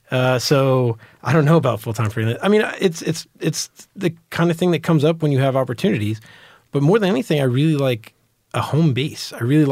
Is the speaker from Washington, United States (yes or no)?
no; New York, United States; born there; now in Texas, United States; I was born in New York. My family's from New York.